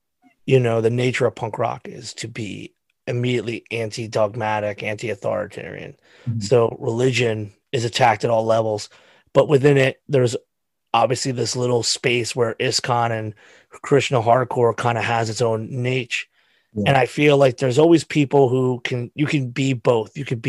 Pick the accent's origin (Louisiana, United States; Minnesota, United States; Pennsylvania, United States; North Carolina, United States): Pennsylvania, United States; So again, we're all from Pennsylvania.